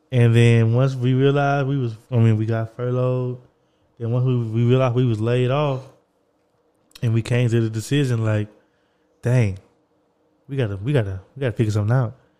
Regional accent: Texas, United States; also born or lived in New York; I was going from New York back to Texas.

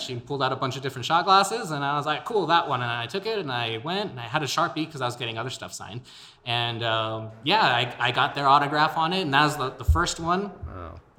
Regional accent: El Paso, Texas, United States; born and raised in El Paso, my Spanish is a little lacking.

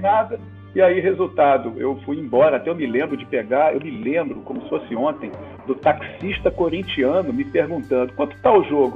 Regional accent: Rio de Janeiro, Brazil; Nasci e vivo no Rio de Janeiro há quase mais de quatro décadas

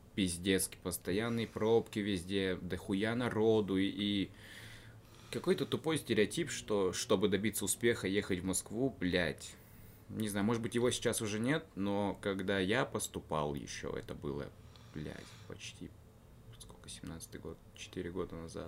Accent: Karaganda, Karaganda Region, Kazakhstan; now in Yekaterinburg, Russia; я из Караганды, город, э, это город в Казахстане

